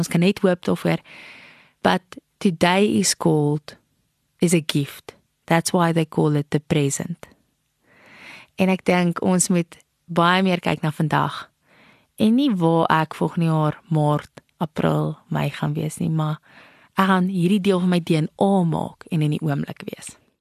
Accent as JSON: {"language": "Afrikaans", "country": "South Africa", "said": "ek ag myself as 'n trotse Suid-Afrikaner"}